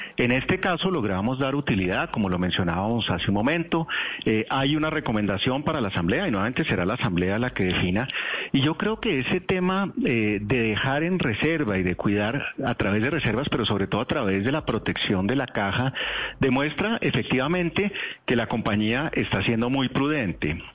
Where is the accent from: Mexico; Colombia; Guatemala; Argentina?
Colombia; como colombianos